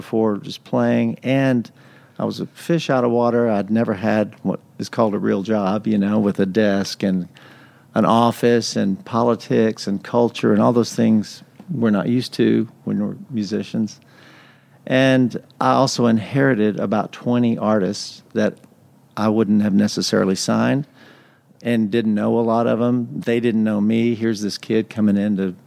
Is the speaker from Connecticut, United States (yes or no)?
no; West Texas, United States; now in Nashville, United States; I grew up in West Texas in a tiny Pentecostal church tiny like 60 people